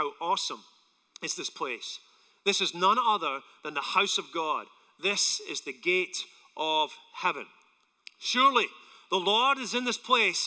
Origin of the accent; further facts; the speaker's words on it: Scotland, United Kingdom; now in United States; I'm from Scotland